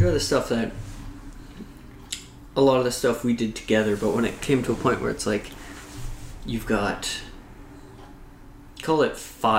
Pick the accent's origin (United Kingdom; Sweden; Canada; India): Canada; we're Canadian.